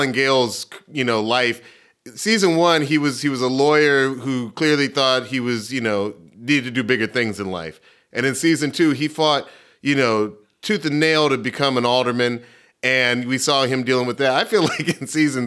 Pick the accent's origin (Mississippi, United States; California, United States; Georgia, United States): Georgia, United States; Atlanta; now in Chicago, United States; I'm from Atlanta, it was great to come back home